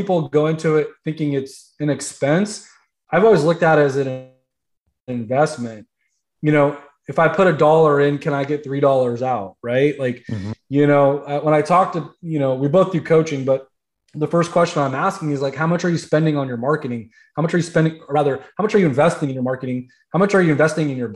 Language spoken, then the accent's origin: English; Central Valley, California, United States; moved away as an adult; now in South Florida, United States; growing up most of my life in Central Valley, and then moving to South Florida